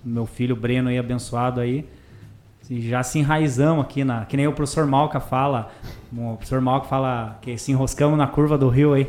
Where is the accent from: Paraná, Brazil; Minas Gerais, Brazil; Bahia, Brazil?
Paraná, Brazil; Irati; lá em Irati, na, na cidade que eu... Minha cidade natal